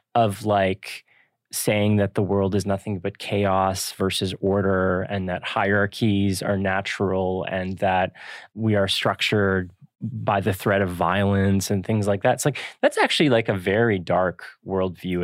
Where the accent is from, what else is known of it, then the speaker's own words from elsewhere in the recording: Toronto, Ontario, Canada; as a Torontonian